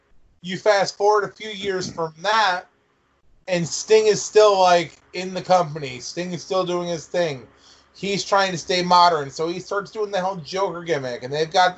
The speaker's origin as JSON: {"language": "English", "country": "Canada", "said": "I'm Canadian."}